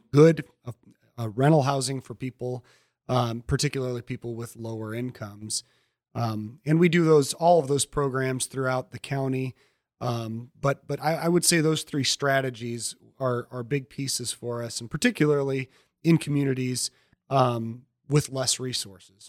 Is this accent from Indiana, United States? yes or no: yes; Elkhart, Indiana, United States; also born or lived in Goshen; I grew up in Elkhart